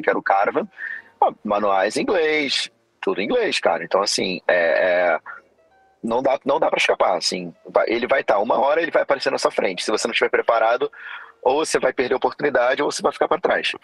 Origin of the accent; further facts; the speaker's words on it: Rio de Janeiro, Brazil; moved away as an adult; also born or lived in Florida, United States; eu sou oriundo aqui do Rio de Janeiro